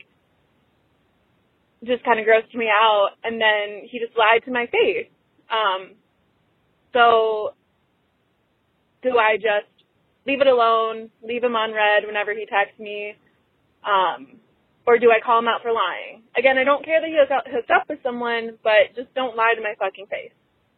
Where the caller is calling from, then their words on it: Chicago, Illinois, United States; I'm 26. I'm calling from Chicago.